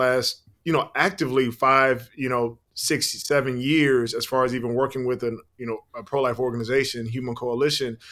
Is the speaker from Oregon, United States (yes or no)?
no; South Carolina, United States; also born or lived in Virginia; my hometown of South Carolina